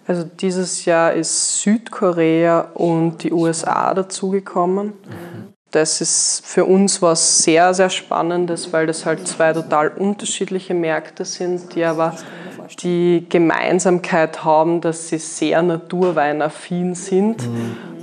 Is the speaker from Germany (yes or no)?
no; Graz, Styria, Austria; moved away as an adult; also born or lived in Vienna; Ich bin ja gebürtige Steierin, also eigentlich geboren und aufgewachsen in Graz